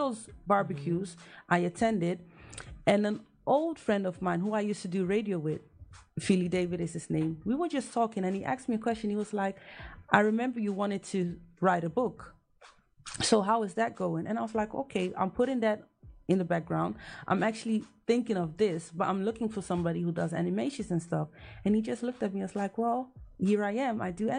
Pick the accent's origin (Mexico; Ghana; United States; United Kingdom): Ghana; As a Ghanaian, trust me that I even had to redo research on Ghana as well.